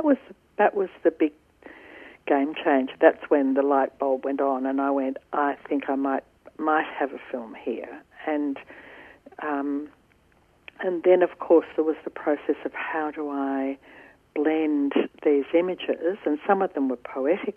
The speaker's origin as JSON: {"language": "English", "town": "Ringwood", "region": "Victoria", "country": "Australia", "tie": "born or raised there", "said": "growing up in Ringwood on my father's hop research station"}